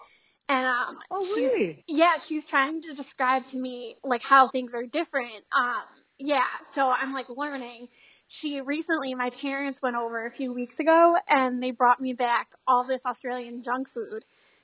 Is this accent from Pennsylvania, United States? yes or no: yes; Scranton, Pennsylvania, United States; I'm from Scranton, Pennsylvania, in the United States.